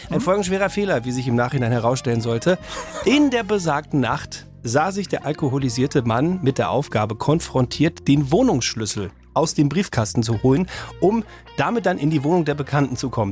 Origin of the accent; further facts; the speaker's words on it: Dortmund, North Rhine-Westphalia, Germany; moved away; Da habe ich noch zu Hause äh, in, äh, in Dortmund, in meiner Heimat gewohnt, in der Innenstadt